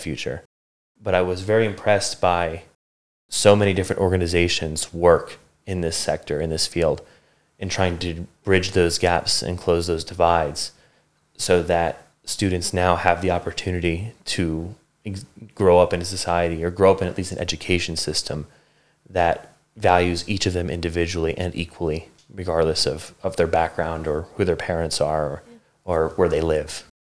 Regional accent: Bucks County, Pennsylvania, United States; moved away as an adult; I grew up in southeastern Pennsylvania in uh, Bucks County, which is just north of Philadelphia

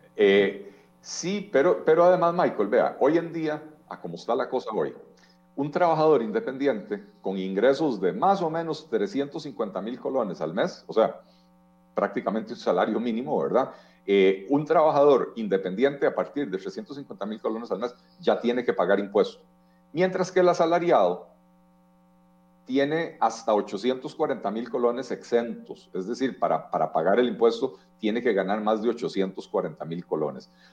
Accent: Costa Rica

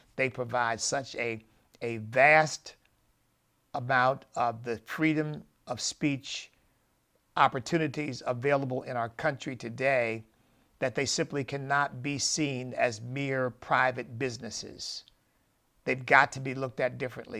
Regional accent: United States; I'm an American

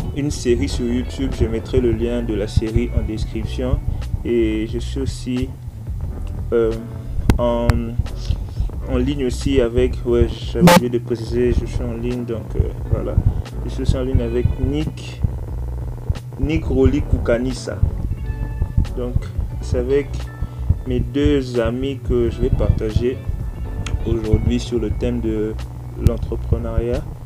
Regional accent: DR Congo; chez moi en RDC

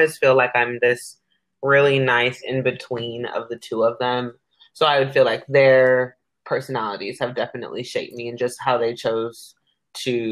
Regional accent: Carson, California, United States; now in Sacramento, United States; I'm from Carson, California. And I'm 26, but right now I'm living in beautiful Sacramento, California.

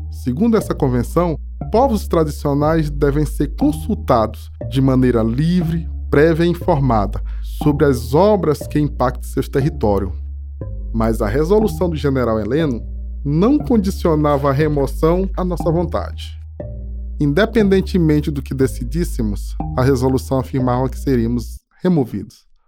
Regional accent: Alcântara, Maranhão, Brazil; eu sou de Itamatativa, um dos três territórios quilombolas de Alcântara do Maranhão

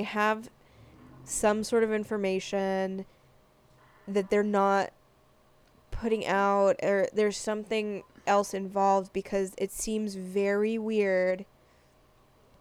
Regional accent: Los Angeles, California, United States; I'm from Los Angeles. Mm-hmm. I'm proud to be from Los Angeles

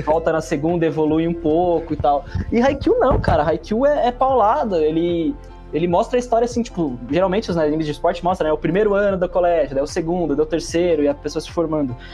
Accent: Brazil; como um bom brasileiro ali, né, nascido no meio dos anos 90

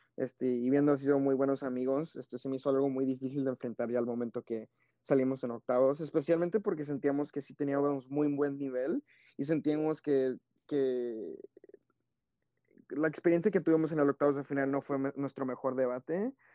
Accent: United States; creciendo en los Estados Unidos

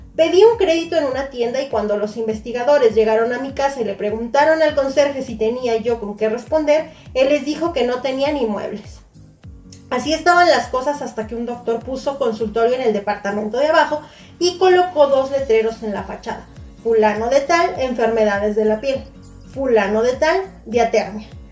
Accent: Mexico; yo que soy de México

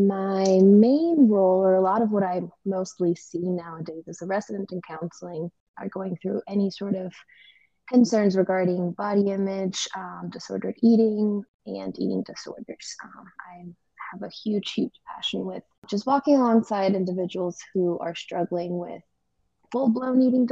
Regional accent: Colombia; moved away as an adult; now in Virginia, United States; I am originally from Colombia, South America

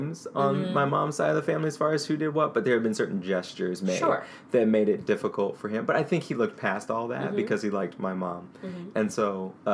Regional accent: St. Louis, Missouri, United States; growing up in North County, St. Louis, it was always questions from my black friends, like, why do you talk white?

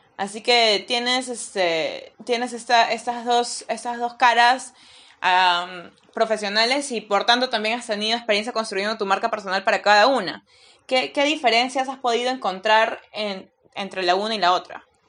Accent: Peru; soy peruana

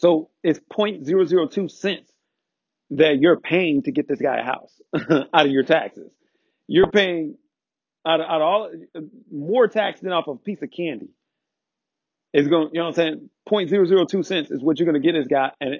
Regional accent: United States

